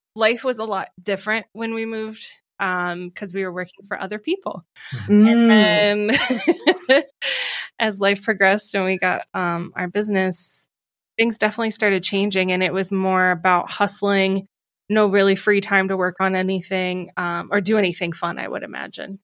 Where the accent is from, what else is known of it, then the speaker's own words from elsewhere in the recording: Ohio, United States; accent: Ohio; moved away as an adult; also born or lived in Rochester, New York; now in New York City, United States; my Ohio accent